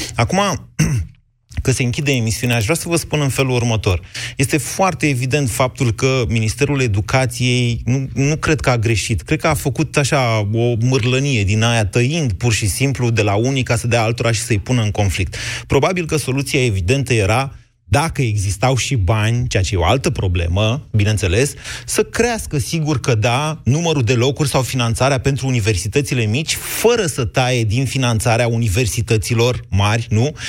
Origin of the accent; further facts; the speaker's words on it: Drobeta-Turnu Severin, Mehedinți County, Romania; moved away as an adult; also born or lived in Bucharest; eu, de exemplu, am plecat de la Severin